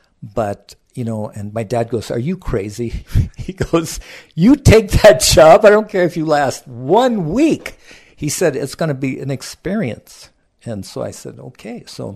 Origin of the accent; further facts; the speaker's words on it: South Kona, Hawaii, United States; And I was raised in South Kona at a portion of that ranch that my dad managed.